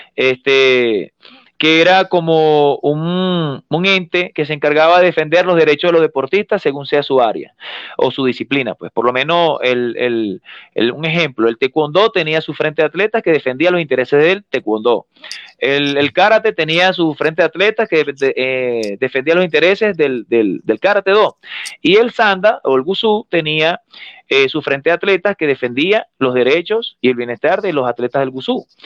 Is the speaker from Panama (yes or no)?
no; Sucre, Venezuela; moved away as an adult; now in Cuenca, Ecuador; yo soy de Sucre